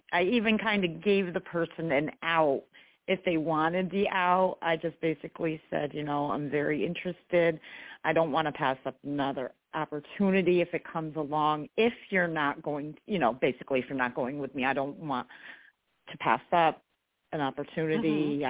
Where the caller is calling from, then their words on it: New York, United States; I am in New York State.